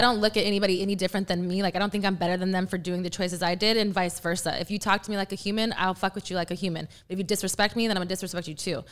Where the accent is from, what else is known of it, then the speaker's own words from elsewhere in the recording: San Antonio, Texas, United States; I am from the San Antonio area